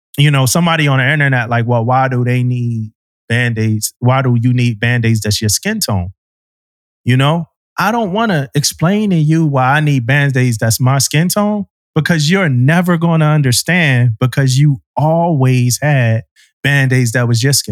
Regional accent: Philadelphia, Pennsylvania, United States; when I grew up in Philly

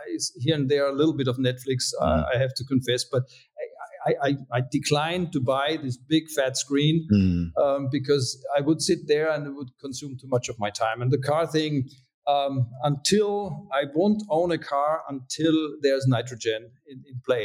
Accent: Austria; also born or lived in California; I was born and raised in Europe

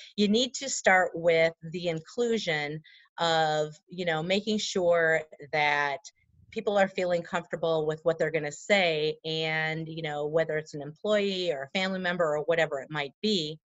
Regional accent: Wisconsin, United States; we're from Wisconsin

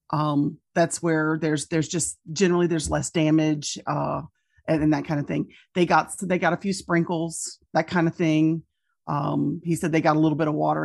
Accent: Louisiana, United States; my hometowns and my home state

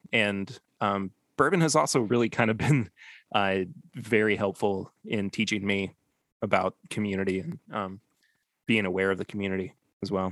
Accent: Lexington, Kentucky, United States; Lexington, Kentucky, my hometown, and my current place of residence

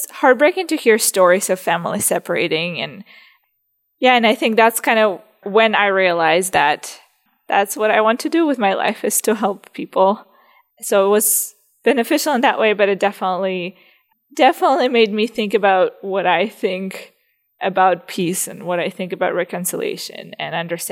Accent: Zaporizhzhia, Zaporizhzhia Oblast, Ukraine; moved away as an adult; now in Abbotsford, Canada; I am Ukrainian. I'm originally from Zaporozhye. It's the eastern part of Ukraine

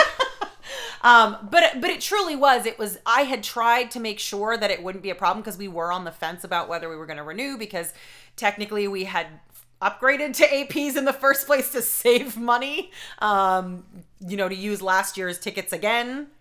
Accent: Boston, Massachusetts, United States; accent: Boston

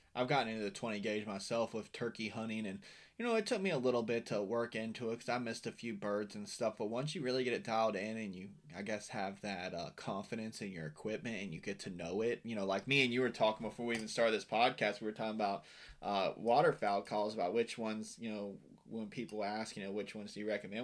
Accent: West Virginia, United States; now in Florida, United States; I'm from Western Virginia.

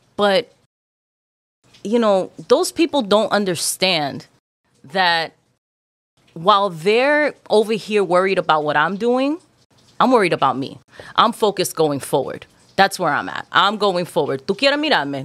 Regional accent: New York City, New York, United States; also born or lived in Queens Village, New York / Dominican Republic (ancestry); I grew up in Corona, Queens. I'm Dominican

